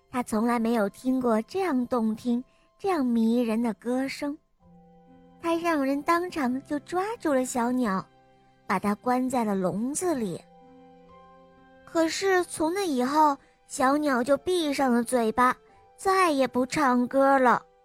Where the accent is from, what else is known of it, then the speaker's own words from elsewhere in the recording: Shenyang, Liaoning, China; 我新年十岁半了，我来自沈阳。